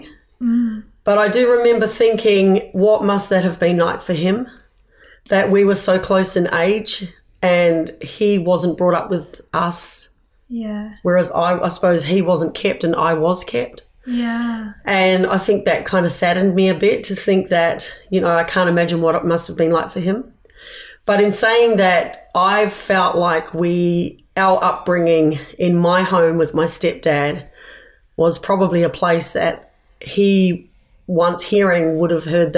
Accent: Whakatane, Bay of Plenty, New Zealand; also born or lived in Wellington, New Zealand; now in Sydney, Australia; I grew up in New Zealand. I was born in Wellington, but at the age of 2 years

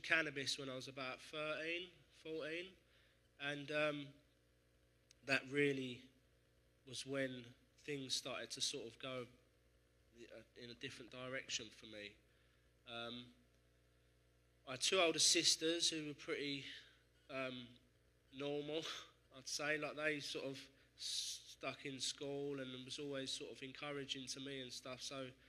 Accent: Essex, East of England, United Kingdom; I grew up in Essex

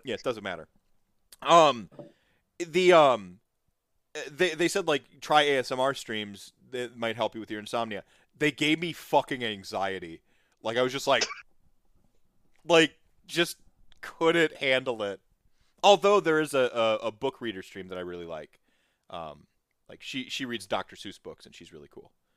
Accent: United States; I come from America

